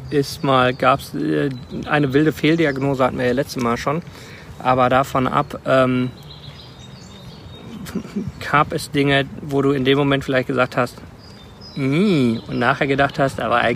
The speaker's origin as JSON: {"language": "German", "country": "Rwanda", "tie": "born or raised there", "said": "Ruanda aufgewachsen. Meine Mutter hat das Krankenhaus von Mukoma geleitet."}